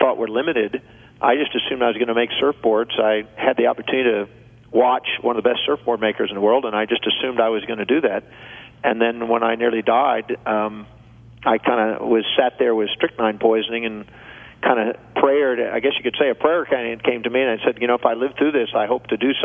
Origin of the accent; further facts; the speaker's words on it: Houston, Texas, United States; also born or lived in Richmond, Texas; when I moved from Houston, Texas to Richmond, Texas